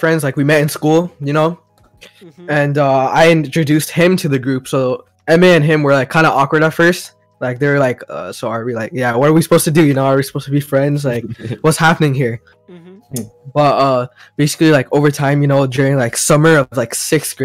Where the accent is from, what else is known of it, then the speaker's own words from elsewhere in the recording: Montreal, Quebec, Canada; now in Toronto, Canada; I'm from Montreal, but like, the thing is, like, English has always been my preferred language.